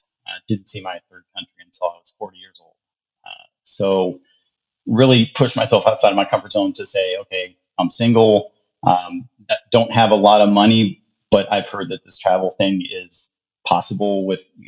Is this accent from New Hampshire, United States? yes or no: no; Ohio, United States; born or raised there; moved away as an adult; also born or lived in Charlotte, North Carolina